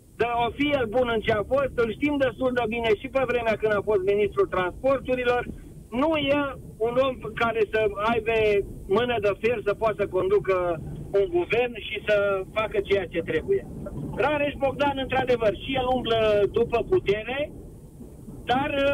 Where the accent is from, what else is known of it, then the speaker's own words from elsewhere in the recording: Brașov, Brașov County, Romania; moved away as an adult; now in Madrid, Spain; eu sunt brașovean